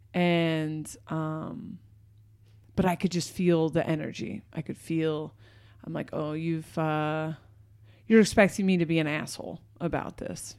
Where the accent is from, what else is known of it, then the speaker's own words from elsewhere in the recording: Portland, United States; I'm from Portland